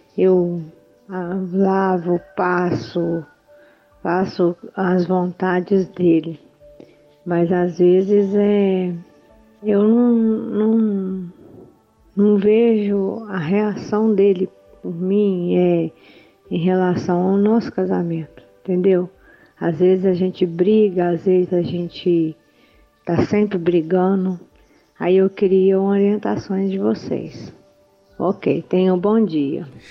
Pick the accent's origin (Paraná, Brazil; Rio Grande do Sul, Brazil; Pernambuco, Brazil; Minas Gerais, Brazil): Minas Gerais, Brazil; sou de Minas Gerais